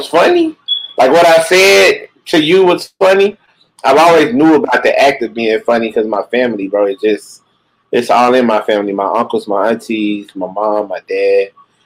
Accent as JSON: {"language": "English", "town": "Little Rock", "region": "Arkansas", "country": "United States", "said": "definitely from Little Rock, Arkansas. Little Rock, Arkansas."}